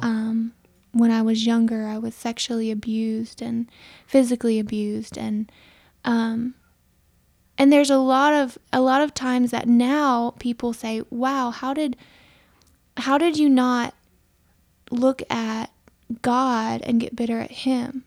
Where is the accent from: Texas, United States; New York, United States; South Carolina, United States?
South Carolina, United States; Aiken; moved away as an adult; also born or lived in California; I grew up here in Aiken, um, in a, in a Mennonite community